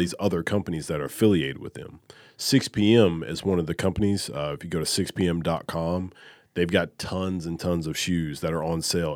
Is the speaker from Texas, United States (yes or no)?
no; Alabama, United States; I'm from Alabama, a huge Alabama football fan